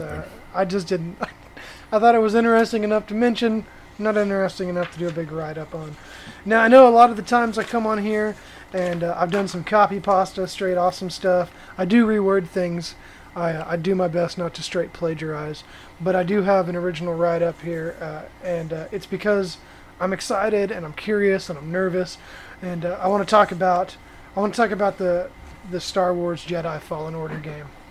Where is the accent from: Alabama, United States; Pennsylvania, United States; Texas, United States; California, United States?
Texas, United States; Fort Worth; born or raised there